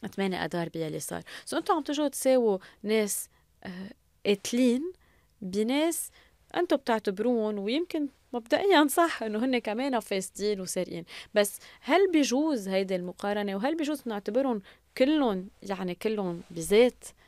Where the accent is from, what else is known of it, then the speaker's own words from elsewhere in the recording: Lebanon; نحن كشعب لبناني